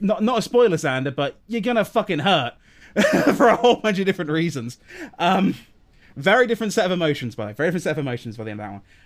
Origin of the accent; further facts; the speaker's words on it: England, United Kingdom; we're English